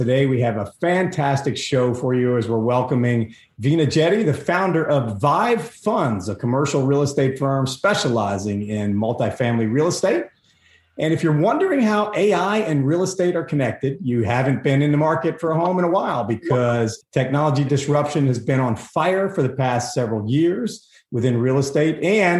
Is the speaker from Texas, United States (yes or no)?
yes; Texas, United States; We're from Texas.